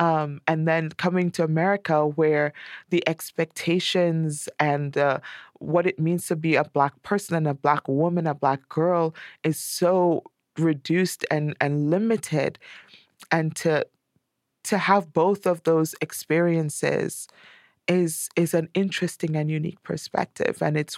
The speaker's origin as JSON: {"language": "English", "country": "Trinidad & Tobago", "tie": "born or raised there", "lives_now": "United States", "said": "when you grow up in a place where everyone you know is black or of color, as we say here, because we're East Indians in Trinidad."}